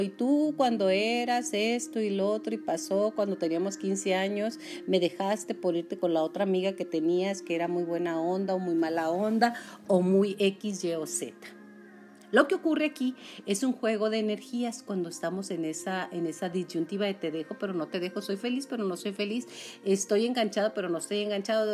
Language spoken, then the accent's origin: Spanish; Julimes, Chihuahua, Mexico; mi pueblo, que es Julime